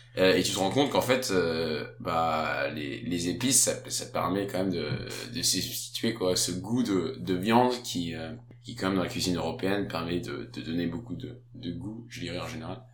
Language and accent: French; France; now in Denmark; quand on est français